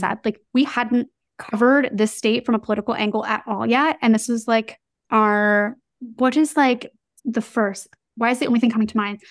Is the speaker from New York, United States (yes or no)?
yes; New York, United States; as a New Yorker